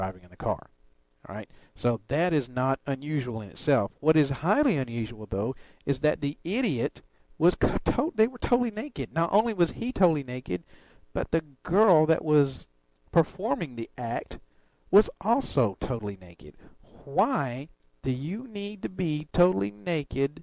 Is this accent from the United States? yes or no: yes; Alabama, United States; moved away; I come from Alabama